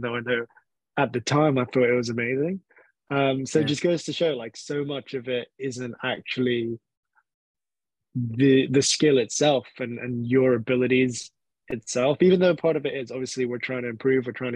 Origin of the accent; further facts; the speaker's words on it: Hong Kong; now in United Kingdom; growing up in Hong Kong, that's all I've known as well